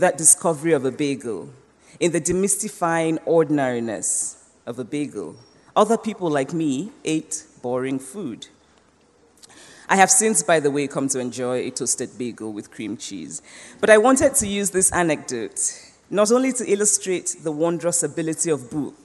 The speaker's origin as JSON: {"language": "English", "town": "Nsukka", "region": "Enugu State", "country": "Nigeria", "tie": "born or raised there", "also_born_or_lived": "Anambra State, Nigeria / United States", "moved": "as an adult", "said": "When I was growing up in Nsukka, the university town in southeastern Nigeria"}